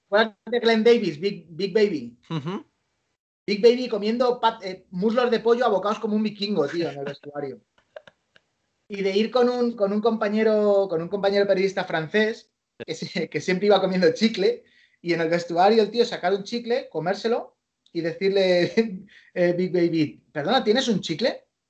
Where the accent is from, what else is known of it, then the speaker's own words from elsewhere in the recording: Spain; also born or lived in New York, United States; soy un periodista español